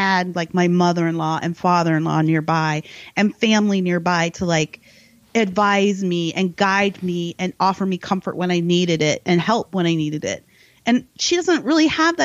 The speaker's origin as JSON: {"language": "English", "country": "United States", "said": "we're American"}